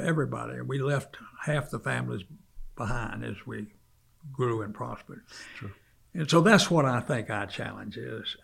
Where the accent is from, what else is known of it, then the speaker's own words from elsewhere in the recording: South Carolina, United States; now in Charlotte, United States; when I was a child, I grew up in South Carolina